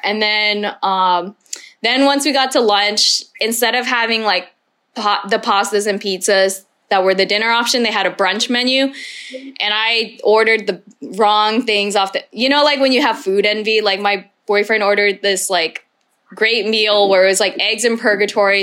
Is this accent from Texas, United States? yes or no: yes; Texas, United States; moved away as an adult; now in Vietnam